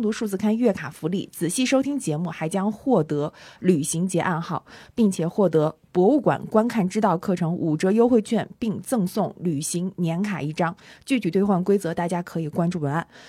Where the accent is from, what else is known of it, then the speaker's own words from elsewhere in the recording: Northeast China, China; moved away; also born or lived in Jinzhou; 应该知道我是东北人